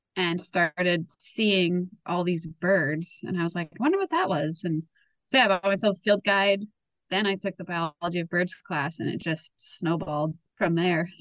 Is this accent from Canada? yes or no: yes; Winnipeg, Manitoba, Canada; I was born and raised in Winnipeg